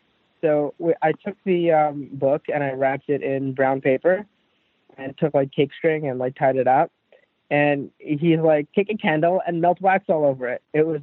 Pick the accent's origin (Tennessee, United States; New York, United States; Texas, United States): New York, United States; New York City; It's the weirdest thing, but I'm a New Yorker and I love my MetroCard.